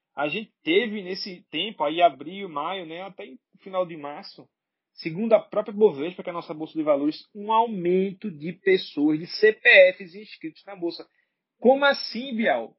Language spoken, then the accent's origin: Portuguese; Brazil; sou brasileiro